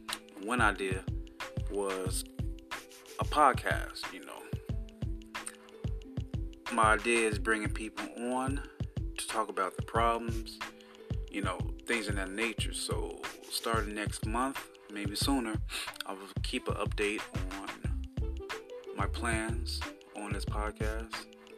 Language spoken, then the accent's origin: English; Chicago, Illinois, United States; For those who don't know me, I was born and raised here in Chicago, Illinois.